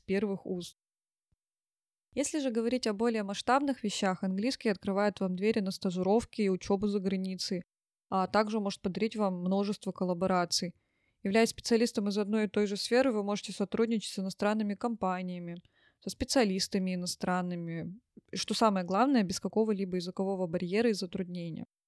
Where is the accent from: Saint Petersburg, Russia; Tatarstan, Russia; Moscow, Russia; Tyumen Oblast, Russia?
Tyumen Oblast, Russia; Tyumen; я из Тюмени